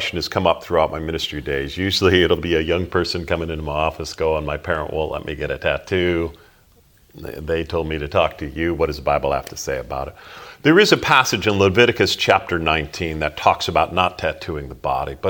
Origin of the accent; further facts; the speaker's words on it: Holland, Michigan, United States; moved away as an adult; Growing up in Holland, Michigan